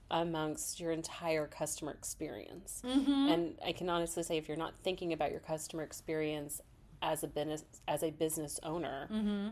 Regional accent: Kansas, United States; moved away; I grew up in Kansas.

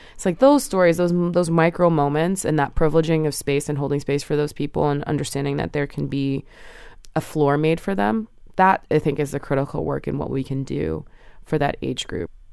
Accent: New Jersey, United States; now in New York, United States; I was raised in New Jersey with both my parents, and they both still live there

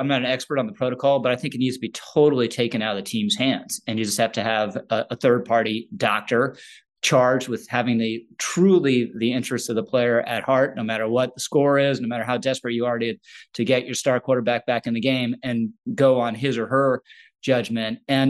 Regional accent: Washington, District of Columbia, United States; I remember I grew up in Washington, D.C., and everyone in D.C. was obsessed with the Redskins.

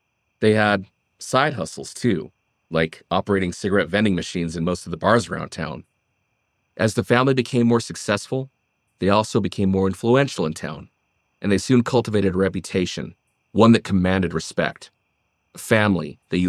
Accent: Pueblo, Colorado, United States; Pueblo, Colorado, my hometown, lies about 2 hours directly south of Denver in a semi-arid flatland where the Great Plains edge up along the base of the southern Rocky Mountains.

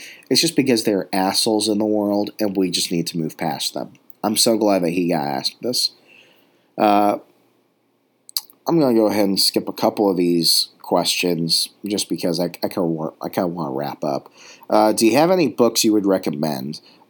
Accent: Sweden; English is a second language; growing up in Sweden also prepared me for the cold virtually since birth.

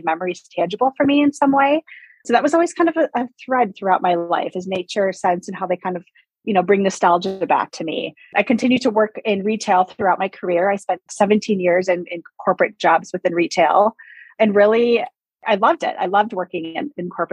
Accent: Wisconsin, United States; now in Arizona, United States; I was actually born and raised in Wisconsin. I live in Arizona right now.

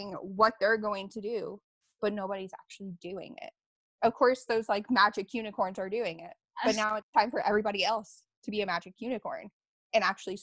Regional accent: Alabama, United States; I grew up in Alabama.

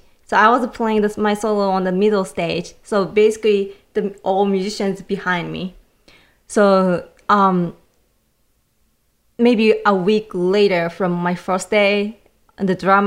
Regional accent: Japan; English is a second language; moved away as an adult; now in United States; I grew up in Japan

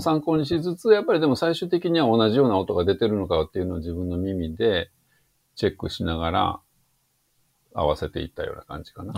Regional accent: rural Tokushima, Japan; 徳島の田舎で育っているので、そもそも英会話学校が近くにないですよ

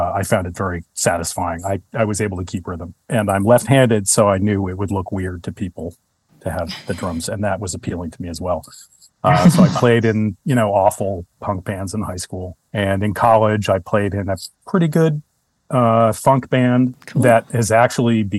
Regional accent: United States; moved away as an adult; also born or lived in Chicago, Illinois / New York City / Brooklyn / San Francisco; now in Oakland, United States; I was born in Chicago and then moved back to New Jersey when I was little. Lived in New Jersey and just outside of New York City until I was 10. And then my mother moved us to New York

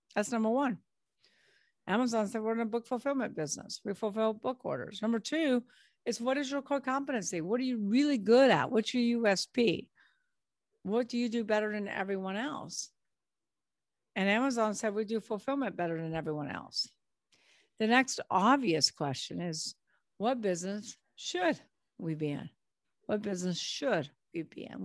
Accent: Long Beach, California, United States; now in New Orleans, United States; I was born in Long Beach, California

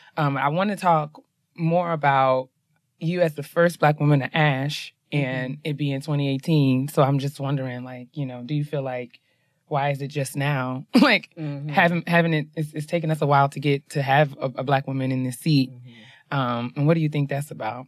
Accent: New York, United States; I'm from New York

